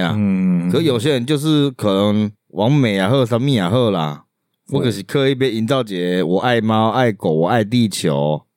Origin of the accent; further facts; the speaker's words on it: Taiwan; 台湾人，我是台湾人，我是台湾人。